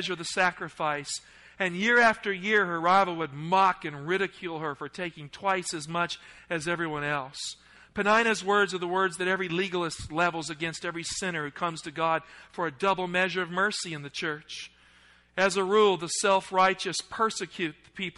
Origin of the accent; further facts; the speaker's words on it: the South, United States; accent: Southern; I grew up in the South